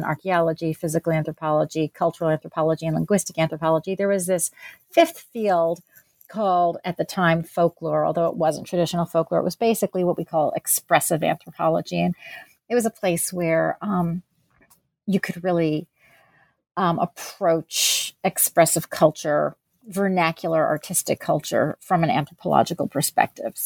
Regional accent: New Jersey, United States; also born or lived in Pennsylvania; I was born in New Jersey and grew up there and in Pennsylvania.

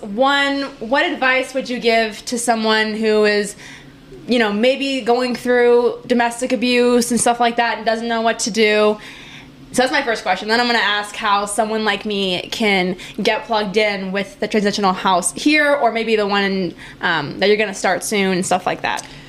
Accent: Green Bay, Wisconsin, United States; I'm from Green Bay, so I'm a Cheesehead.

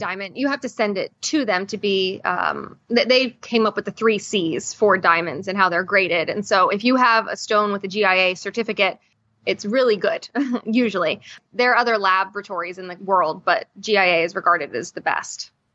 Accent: Florida, United States; also born or lived in New York; I'm from Florida

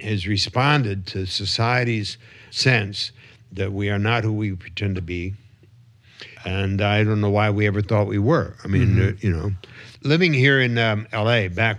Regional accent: Michigan, United States; we're both from Michigan, and so is Michael Moore, right?

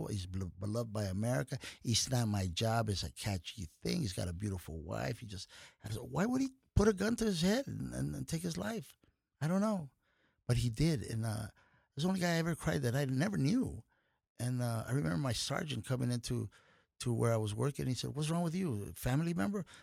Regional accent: United States; I'm an American of Mexican heritage

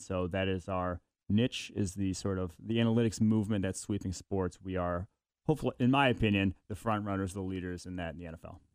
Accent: Milwaukee, Wisconsin, United States; I was born in Milwaukee, so I'm a Packers fan by birth

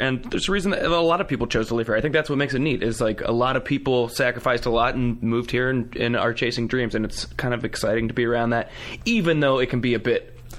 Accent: Ohio, United States; now in Los Angeles, United States; I visited my hometown in Ohio, which is great. My brothers and sisters are there.

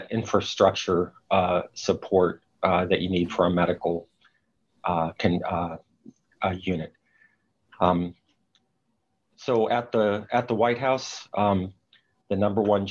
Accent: Chattanooga, Tennessee, United States; moved away as an adult; also born or lived in Southern California; I grew up near Chattanooga, Tennessee, went off to medical school at age 19 in Southern California.

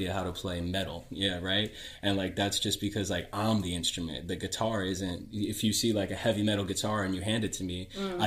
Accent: New York City, New York, United States; I grew up in New York City

